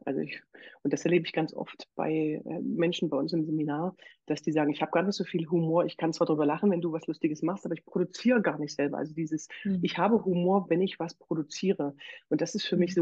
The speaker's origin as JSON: {"language": "German", "town": "Bitterfeld", "region": "Saxony-Anhalt", "country": "Germany", "moved": "yes", "lives_now": "Leipzig, Germany", "said": "ich bin ja Sozialpädagogin und komme aus Bitterfeld"}